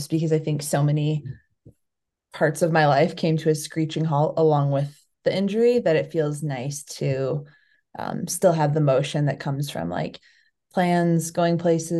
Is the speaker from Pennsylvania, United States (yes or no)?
no; Chicago, Illinois, United States; moved away as an adult; now in Flagstaff, United States; I'm from the Chicago area